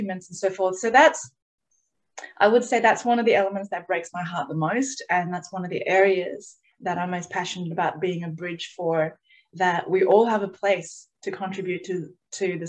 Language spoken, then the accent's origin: English; Australia